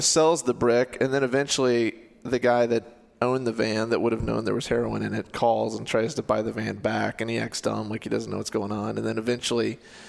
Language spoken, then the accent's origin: English; Ames, Iowa, United States; Growing up in Ames, I heard about a gang that was in Gilbert.